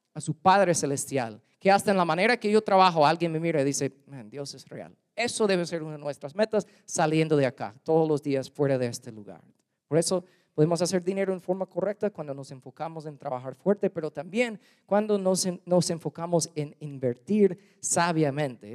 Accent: United States; Spanish is a second language; also born or lived in Guatemala; now in Louisiana, United States; soy gringo

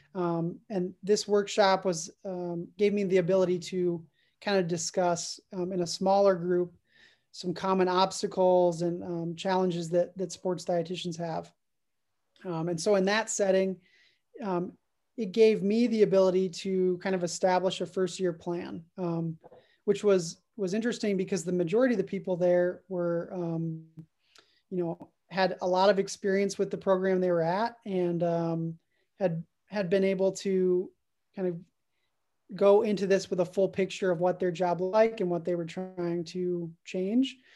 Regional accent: Dallas, Texas, United States; I'm originally from the Dallas area

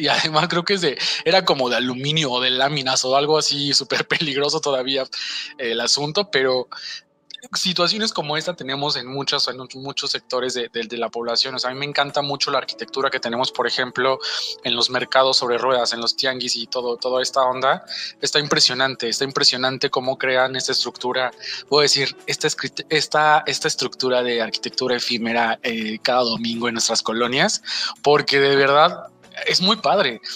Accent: Mexico; un sello que tenemos como mexicanos

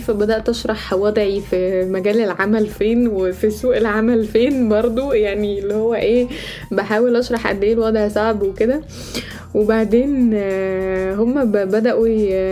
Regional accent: Egypt; moved away as an adult; now in United States; إحنا كمصريين

